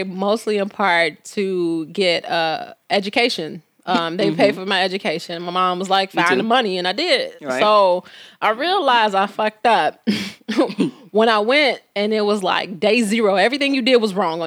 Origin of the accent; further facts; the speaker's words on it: Chicago, Illinois, United States; I'm from Chicago